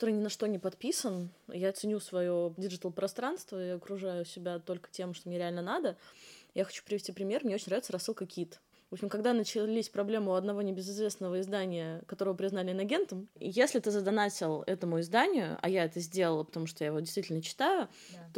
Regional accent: Moscow, Russia; я из Москвы

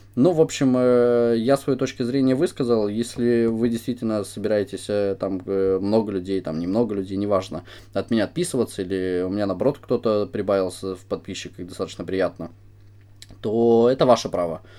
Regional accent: Ukraine; мы с Украины

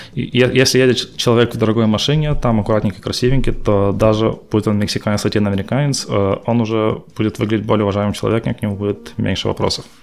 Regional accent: Perm, Perm Krai, Russia; moved away as an adult; also born or lived in Dolgoprudny, Russia / South Korea; now in Fremont, United States; Я родом из Перми. Вот, родился в Перми, учился в Перми в школе.

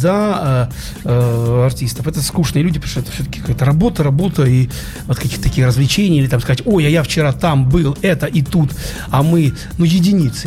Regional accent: Saint Petersburg, Russia; только я один питерский

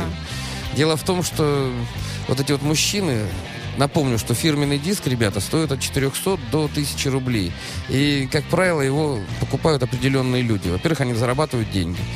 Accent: Saint Petersburg, Russia; я из Питера

